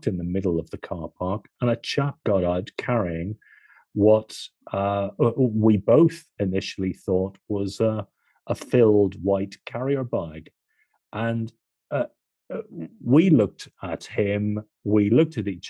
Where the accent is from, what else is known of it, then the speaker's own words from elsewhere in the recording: Ireland; I'm Irish